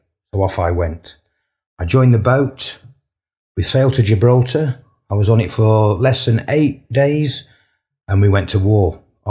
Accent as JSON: {"language": "English", "town": "Sheffield", "region": "Yorkshire and the Humber", "country": "United Kingdom", "tie": "born or raised there", "said": "I was born in 1965 in Sheffield."}